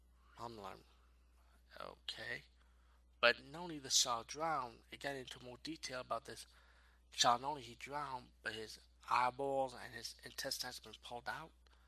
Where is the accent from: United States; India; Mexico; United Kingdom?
Mexico; and it's time to go home to my home country in Mexico.